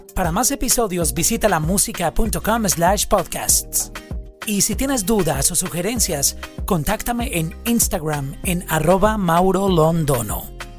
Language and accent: Spanish; Colombia; Yo soy colombiano